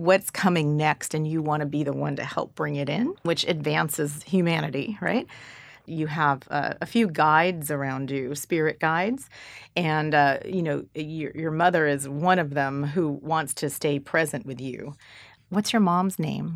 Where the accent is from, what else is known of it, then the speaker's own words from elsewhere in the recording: California, United States; I'm from California.